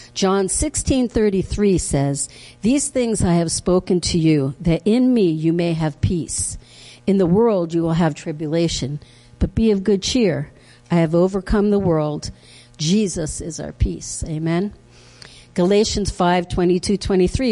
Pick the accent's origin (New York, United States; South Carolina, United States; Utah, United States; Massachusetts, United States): New York, United States; Harrison; I grew up in Harrison, New York, way back.